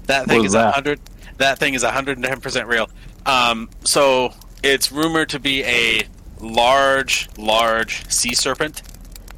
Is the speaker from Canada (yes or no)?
yes; Canada; I'm from Canada